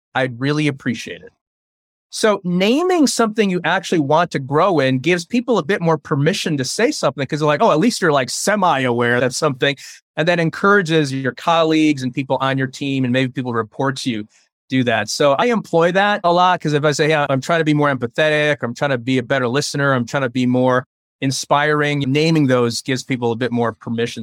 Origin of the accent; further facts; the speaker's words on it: United States; first language Chinese; English is a second language; also born or lived in Taiwan; I was born in Taiwan, And I came to America when I was about three and a half years old